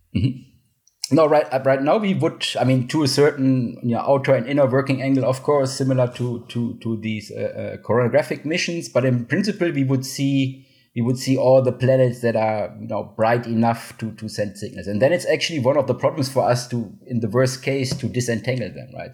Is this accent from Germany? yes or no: yes; Cologne, North Rhine-Westphalia, Germany; moved away; I'm from Cologne, Germany originally